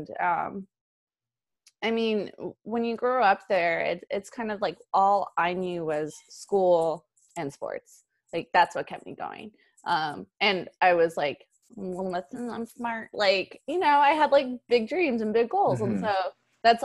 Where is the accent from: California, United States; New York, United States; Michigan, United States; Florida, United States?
California, United States; Imperial Valley; moved away as an adult; now in Los Angeles, United States; it's Imperial Valley. It's about like three and a half hours away. And I grew up there pretty much my whole life.